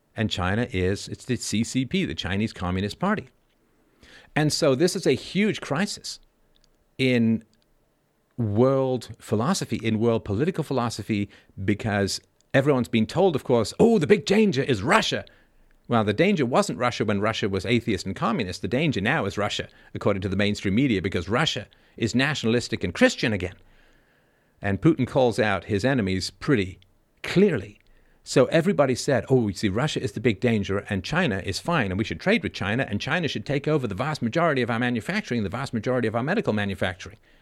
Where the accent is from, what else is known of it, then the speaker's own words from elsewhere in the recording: England, United Kingdom; also born or lived in Ireland; I was born in Ireland. I grew up in England